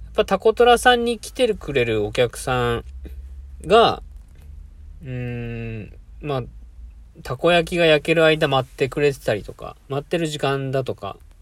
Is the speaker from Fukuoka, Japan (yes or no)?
yes; Itoshima, Fukuoka, Japan; now in Yokkaichi, Japan; 僕の地元は福岡県糸島市なんですけども、僕、そもそも今は四日市でこういうコーヒーの活動してます